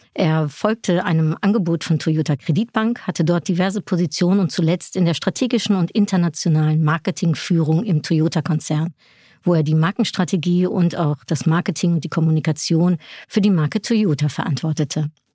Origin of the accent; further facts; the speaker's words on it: Netherlands; moved away; Also ich komme aus den Niederlanden